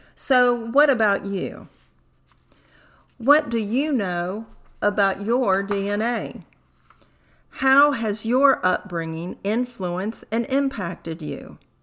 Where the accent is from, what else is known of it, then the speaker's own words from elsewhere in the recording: United States; also born or lived in Tehran, Iran; My adoptive parents left Tehran when I was two years of age. Since then, my background, values, behaviors have been ingrained as an American